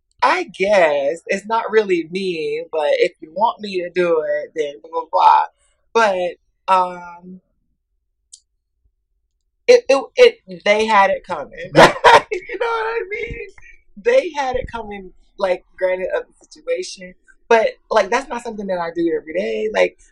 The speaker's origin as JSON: {"language": "English", "town": "Atlanta", "region": "Georgia", "country": "United States", "tie": "born or raised there", "said": "growing up in the South, growing up in Atlanta"}